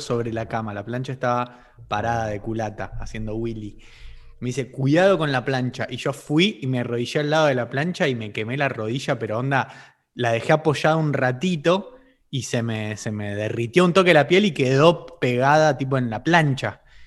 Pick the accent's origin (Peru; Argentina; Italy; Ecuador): Argentina